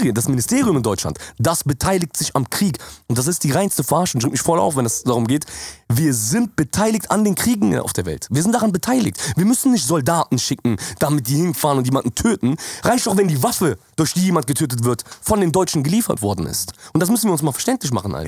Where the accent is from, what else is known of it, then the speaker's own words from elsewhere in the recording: Jordan; now in Germany; bei uns in Jordanien